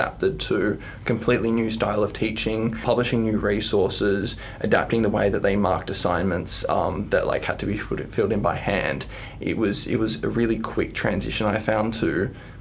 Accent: Hobart, Tasmania, Australia; also born or lived in New South Wales; I have been in the Tasmanian public system since I moved here from New South Wales in grade 3

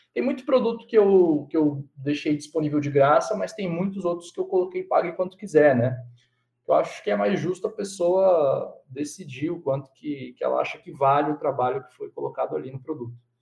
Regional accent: Cosmópolis, São Paulo, Brazil; eu sou de Cosmópolis

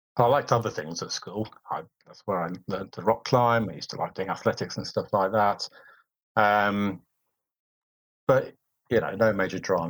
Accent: Wolverhampton, West Midlands, United Kingdom; also born or lived in Surrey; my hometown, Wolverhampton

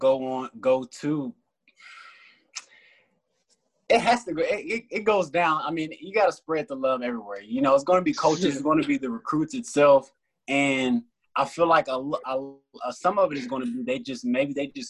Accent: Texas, United States; I was a Texas kid, Texas fan at heart

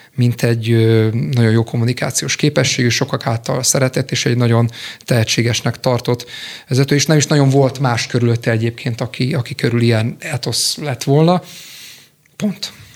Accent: Békéscsaba, Békés, Hungary; moved away as an adult; also born or lived in Budapest; 2004-ben kerültem Budapestre, én békéscsabai születésű vagyok

